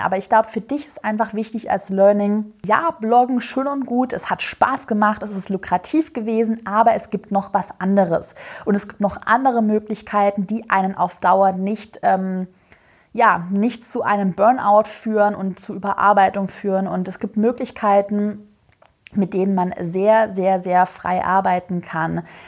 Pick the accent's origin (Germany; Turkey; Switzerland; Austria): Germany; Swabia; ich bin Schwabe